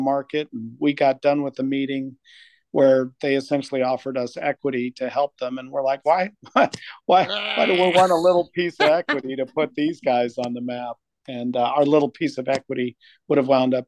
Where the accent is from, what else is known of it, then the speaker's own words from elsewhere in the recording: Albuquerque, New Mexico, United States; moved away as an adult; also born or lived in Bay Area, California / Michigan; I grew up in Albuquerque, New Mexico